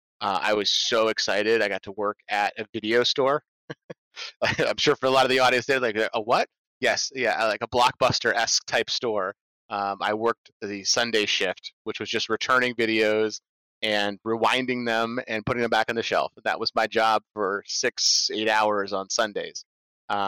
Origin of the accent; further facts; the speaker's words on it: Norwich, Vermont, United States; my hometown of Norwich, Vermont